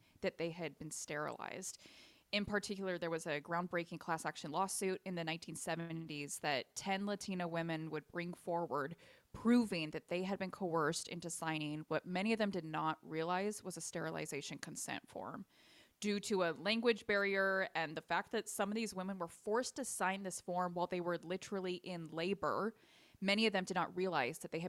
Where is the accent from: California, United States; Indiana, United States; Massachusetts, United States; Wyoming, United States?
California, United States; here in Leah and my home state of California